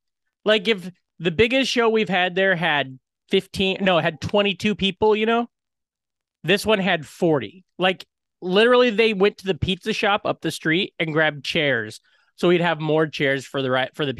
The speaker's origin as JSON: {"language": "English", "region": "Iowa", "country": "United States", "said": "So then it's like a little bit of an opening and then it's like, hey, I'm from Iowa."}